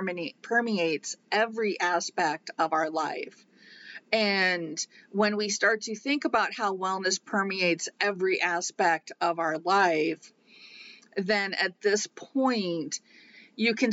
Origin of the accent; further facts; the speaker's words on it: Iowa, United States; growing up in Iowa